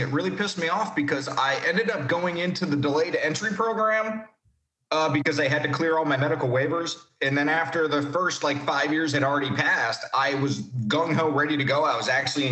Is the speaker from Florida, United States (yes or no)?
yes; Palm Beach Gardens, Florida, United States; Pretty much grew up in Palm Beach Gardens, Jupiter.